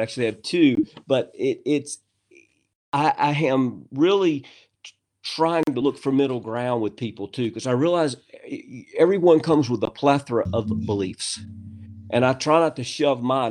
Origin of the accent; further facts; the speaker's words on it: United States; I'm from America